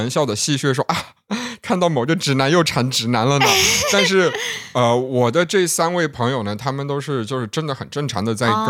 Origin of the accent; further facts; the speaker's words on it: Yunnan, China; 我们云南那边